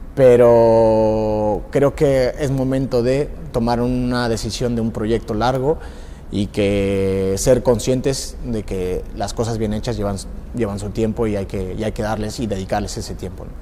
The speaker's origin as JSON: {"language": "Spanish", "country": "Mexico"}